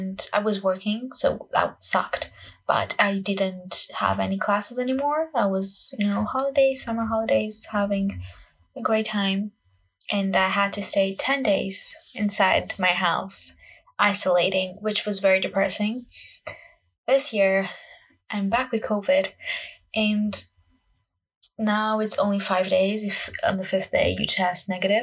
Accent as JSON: {"language": "English", "country": "Portugal", "second_language": "English", "moved": "yes", "lives_now": "United Kingdom", "said": "English is not my first language. I am Portuguese and I'm studying and living in the UK currently"}